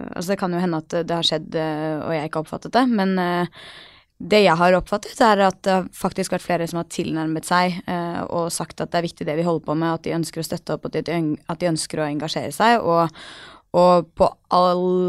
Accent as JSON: {"language": "Norwegian", "country": "Norway", "also_born_or_lived": "New York, United States", "said": "jeg jo norsk"}